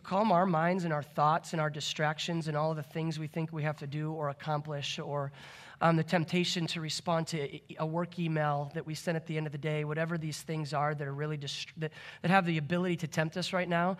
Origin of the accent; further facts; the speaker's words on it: Michigan, United States; moved away as an adult; now in Bethel, United States; Grew up in Michigan